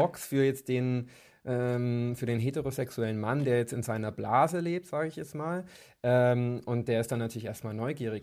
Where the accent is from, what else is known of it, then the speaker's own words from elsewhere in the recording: Kempten, Bavaria, Germany; moved away as an adult; now in Munich, Germany; ich komme ursprünglich aus Kempten im Allgäu